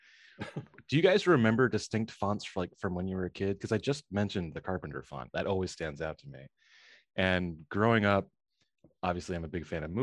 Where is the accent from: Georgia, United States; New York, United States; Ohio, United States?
New York, United States; New York City; now in Washington, D.C., United States; I'm a New Yorker myself, former New Yorker. I live in DC now